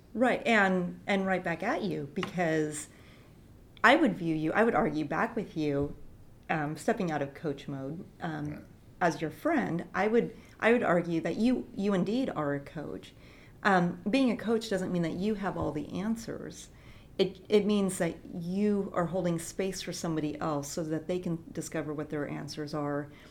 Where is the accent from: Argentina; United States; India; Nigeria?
United States; Longview, Washington; I was born in Longview, Washington